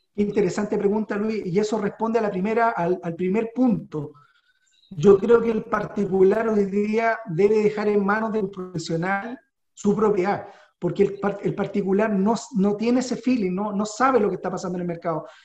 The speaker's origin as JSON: {"language": "Spanish", "country": "Chile", "said": "somos inteligentes los chilenos"}